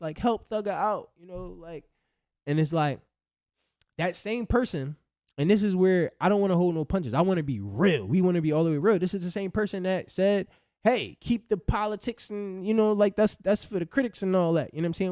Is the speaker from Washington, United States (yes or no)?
no; Philadelphia, Pennsylvania, United States; I'm from Philly.